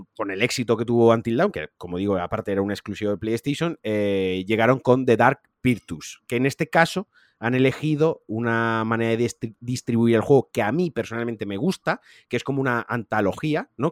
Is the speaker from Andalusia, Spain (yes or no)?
no; Valencia, Valencian Community, Spain; soy de Valencia